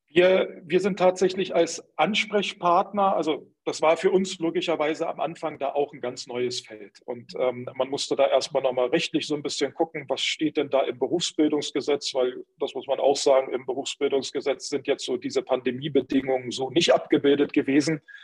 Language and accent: German; Berlin, Germany; ich komm aus Berlin, bin immer in Berlin ähm, unterwegs gewesen